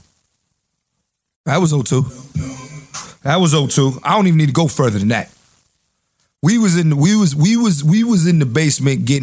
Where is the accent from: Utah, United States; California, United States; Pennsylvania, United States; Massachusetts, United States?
Pennsylvania, United States; Philadelphia; I'm from Uptown